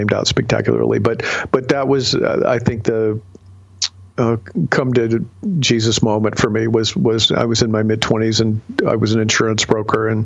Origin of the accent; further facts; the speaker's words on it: Ohio, United States; growing up in Ohio